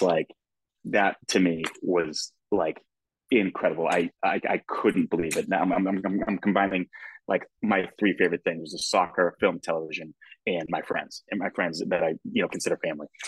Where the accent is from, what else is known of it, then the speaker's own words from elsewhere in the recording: United States; as an American, you know, soccer fan, football fan from here